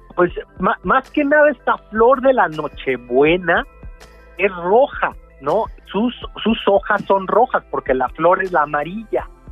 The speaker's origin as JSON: {"language": "Spanish", "country": "Mexico"}